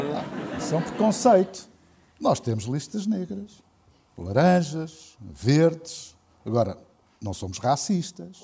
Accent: Oeiras, Lisbon, Portugal; Nasci em Oeiras, sempre vivi em Oeiras

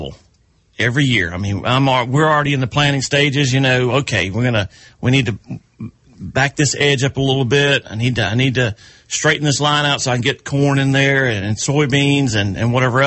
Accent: South Carolina, United States; as a kid growing up in South Carolina

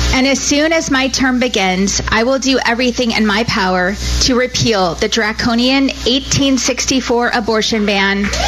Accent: Arizona, United States; I was born and raised in Arizona

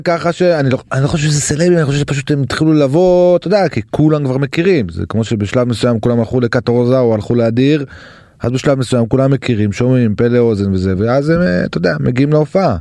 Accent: Safed, Northern District, Israel; אני מזרחי מצפת

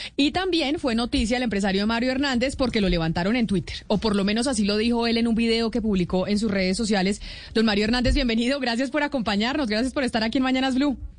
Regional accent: Colombia; como colombianos

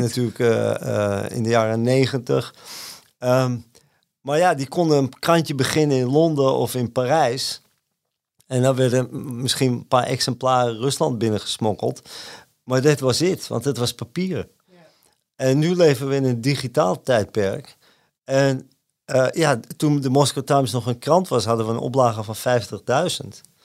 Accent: Amsterdam, North Holland, Netherlands; ik ben geboren en getogen in Amsterdam

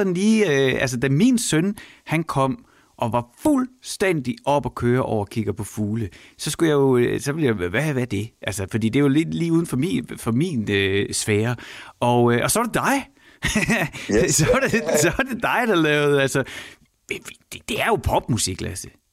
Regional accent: Horsens, Central Denmark Region, Denmark; jeg er i 5. klasse kom altså cyklet hjem fra skolen, Søndermarksskolen i Horsens

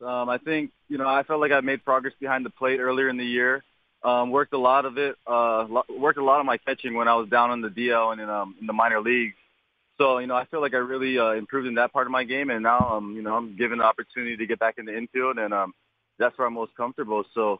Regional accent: Hawaii, United States; I'm from Hawaii, so that's actually it's often.

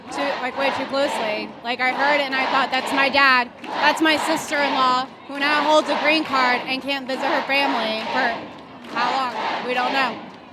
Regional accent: West Chester, Pennsylvania, United States; I'm from Westchester, Pennsylvania, and my parents are from Libya.

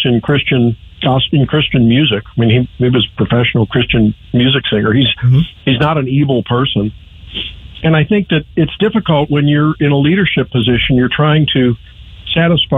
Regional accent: St. Louis, Missouri, United States; moved away as an adult; now in Columbia, United States; my hometown, St. Louis

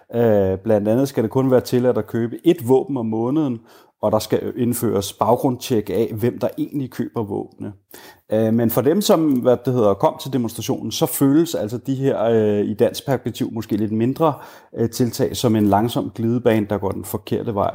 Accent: Denmark; moved away as an adult; now in Richmond, United States; som dansker

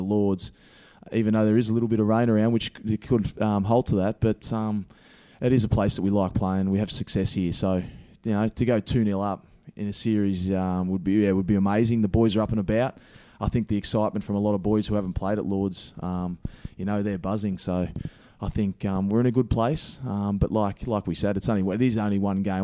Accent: Gippsland, Victoria, Australia; also born or lived in Dandenong; I'm originally from Gippsland, which is two hours east of, of Melbourne.

